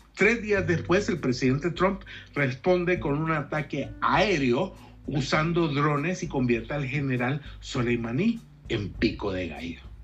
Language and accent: Spanish; El Salvador; now in United States; tenemos doble nacionalidad y como salvadoreño y como estadounidense